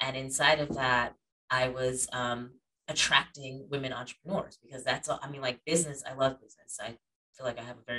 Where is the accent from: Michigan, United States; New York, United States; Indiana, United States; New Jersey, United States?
New York, United States; Schenectady; moved away as an adult; now in Atlanta, United States; I grew up in like the Schenectady Gilderland area.